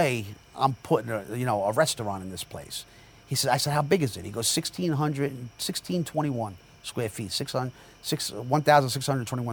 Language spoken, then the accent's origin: English; Jersey City, New Jersey, United States; now in Sayreville, United States; Born and raised in Jersey City. You know, I live in Sayreville